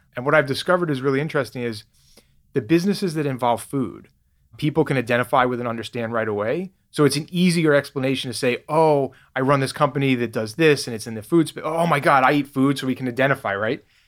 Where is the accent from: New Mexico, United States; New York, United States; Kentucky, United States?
New York, United States; New York City; moved away as an adult; also born or lived in Boston; now in Nevada, United States; I grew up in New York, actually, lived in Boston for ten years where I started Grasshopper. Now I've been in Nevada for almost nine years.